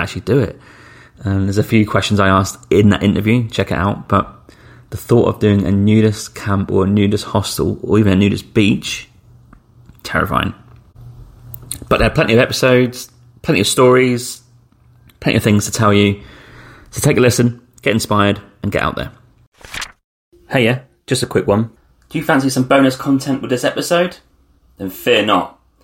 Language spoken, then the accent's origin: English; United Kingdom; we're British passports if you're from Britain